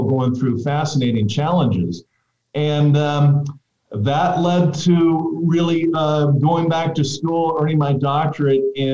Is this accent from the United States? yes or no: yes; Fullerton, California, United States; I was born in Fullerton, California, which is a town just north of Anaheim where Disneyland is. In fact, you can see Disneyland from my parents' front porch.